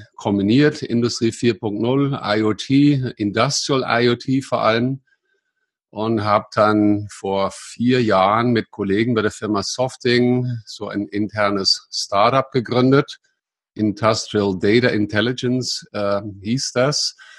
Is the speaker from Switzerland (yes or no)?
no; Netherlands; German is a second language; moved away as an adult; also born or lived in Munich area, Germany; now in Munich, Germany; ich bin ein Holländer, äh, der aber seit langer Zeit hier in Deutschland, meiste Zeit hier im Münchner Raum wohnt und lebt. Ja, vor langer Zeit geboren in Holland